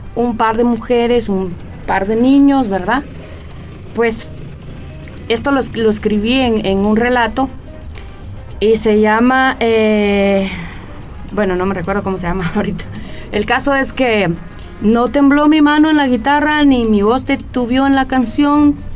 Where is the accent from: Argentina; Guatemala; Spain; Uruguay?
Guatemala; yo soy una, ciudadana guatemalteca